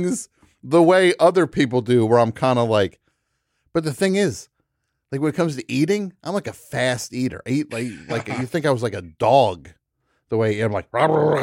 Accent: New Jersey, United States; I'm from New Jersey

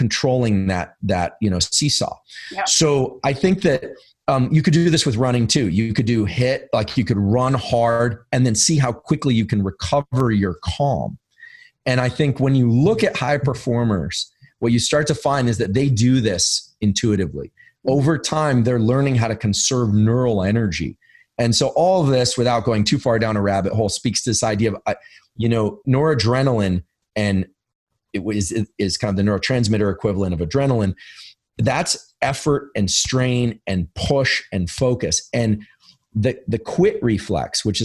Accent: Silicon Valley, California, United States; I'm from Silicon Valley. I live in Silicon Valley.

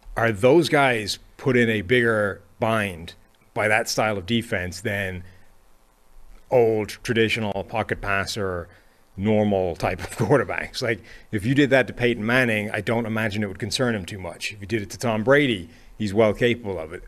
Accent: Ireland; I'm Irish

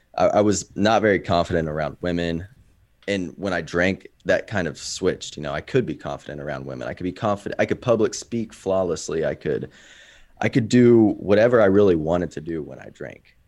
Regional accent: Kansas City, United States; I'm from Kansas City.

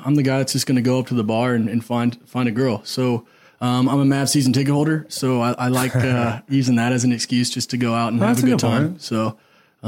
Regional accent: Argyle, Texas, United States; I grew up in Argyle and, went to school at University of North Texas

